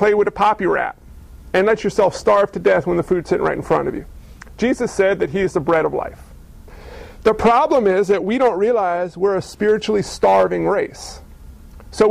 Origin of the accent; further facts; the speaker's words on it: New York, United States; I was physically born in Neuchâtel, New York.